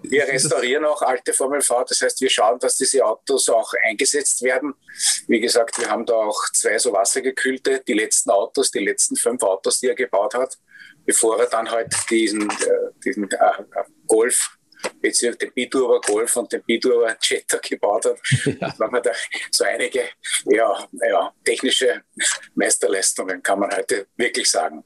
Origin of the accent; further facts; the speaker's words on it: Austria; wo wir als Österreicher ja bekannt dafür waren